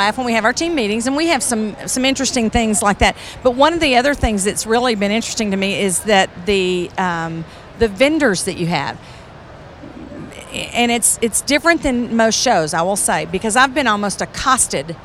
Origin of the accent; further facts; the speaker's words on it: Central Texas, United States; I'm from Central Texas